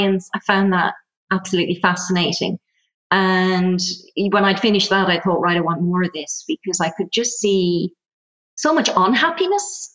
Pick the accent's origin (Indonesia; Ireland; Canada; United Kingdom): Ireland; accent: Irish; moved away as an adult; also born or lived in Germany; You'll probably tell from the accent, I'm Irish. So I kind of left Ireland, emigrated, lived in Germany